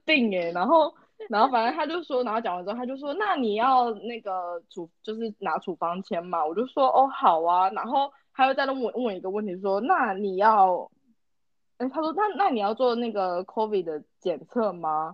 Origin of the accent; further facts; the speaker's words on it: Taiwan; moved away as an adult; also born or lived in Singapore; 我就说哦，台湾人